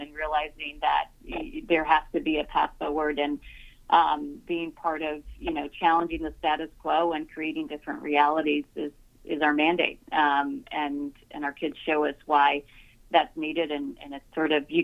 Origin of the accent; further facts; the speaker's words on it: Rio Grande Valley, Texas, United States; I grew up in the Rio Grande Valley